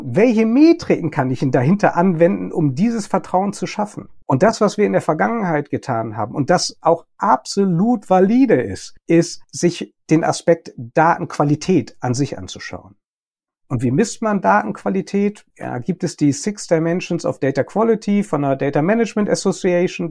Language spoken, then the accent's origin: German; Germany; bei uns in Deutschland